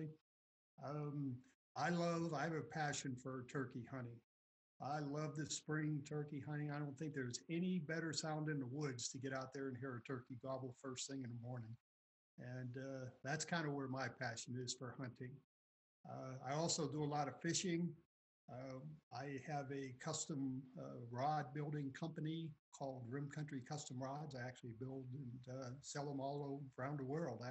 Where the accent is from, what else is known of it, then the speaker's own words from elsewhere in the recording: Payson, Arizona, United States; I'm from Payson, Arizona, and that's in Gila County.